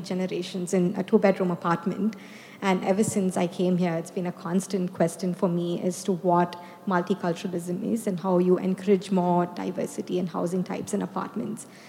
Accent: India; moved away; I'm from India and I grew up in an apartment

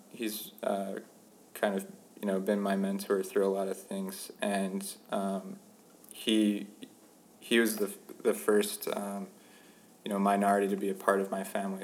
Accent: Pennsauken, New Jersey, United States; moved away as an adult; also born or lived in Minnesota; now in Ithaca, United States; I grew up in Pennsauken, which is a suburb of Philadelphia

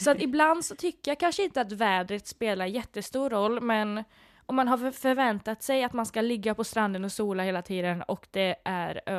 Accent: Sweden; Vi är verkligen svenskar

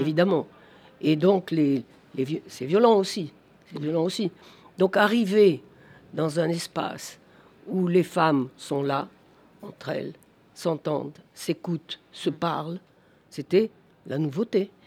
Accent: Algeria; mon enfance en Algérie

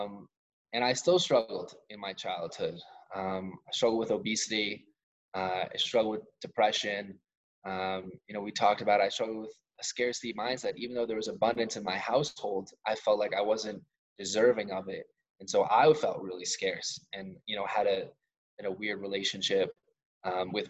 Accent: suburbs north of New York City, United States; Like the suburbs, a little bit north of New York. Some people like to call us upstate, even though I could walk to the city

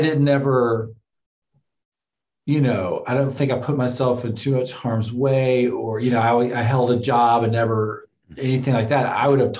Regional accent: Tennessee, United States; moved away as an adult; I was like 21 after I'd moved to I moved from Tennessee to California.

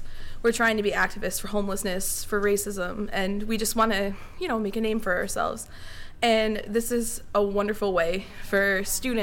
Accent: Newington, Connecticut, United States; I come from Newington, which is the town over.

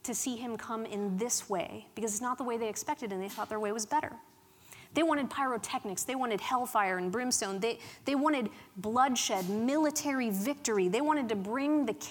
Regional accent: Pittsburgh, Pennsylvania, United States; accent: Pittsburgh; I grew up in Pittsburgh in a town, in a place called Allentown, and the accent, the Pittsburgh accent, is strong with the locals

